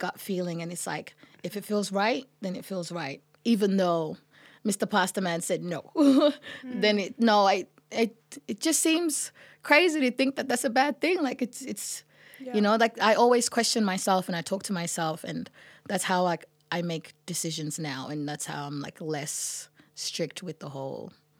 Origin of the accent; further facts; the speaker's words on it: Sudan; or like I come from Sudan.